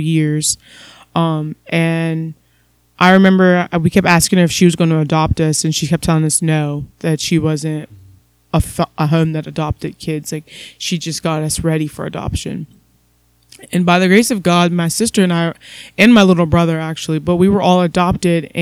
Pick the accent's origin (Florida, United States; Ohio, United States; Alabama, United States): Ohio, United States; Columbus; growing up, I was born in Columbus, Ohio